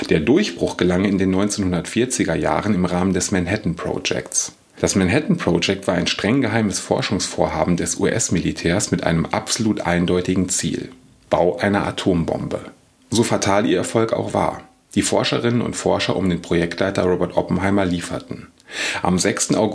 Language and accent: German; Kalkar, North Rhine-Westphalia, Germany; Ich bin 1977 geboren und im kleinen niederrheinischen Ort Kalka aufgewachsen.